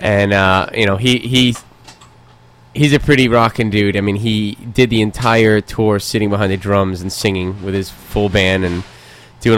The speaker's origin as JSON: {"language": "English", "town": "New York City", "region": "New York", "country": "United States", "said": "I'm actually from New York City"}